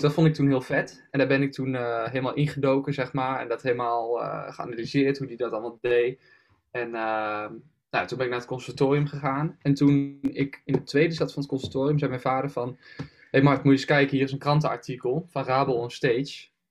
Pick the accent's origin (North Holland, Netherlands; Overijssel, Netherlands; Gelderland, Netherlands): Gelderland, Netherlands; Achterhoek, East; Want ik had in de Achterhoek best wel veel, dus waar ik vandaan kom, zeg maar, ligt er voor de Achterhoek, helemaal Oost-Gelderland